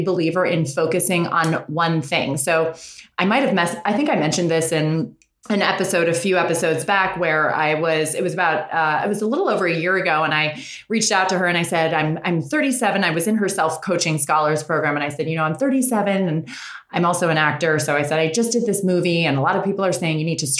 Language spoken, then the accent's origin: English; Westchester, New York, United States; moved away as an adult; now in Los Angeles, United States; We grew up in New York in a small town in Westchester.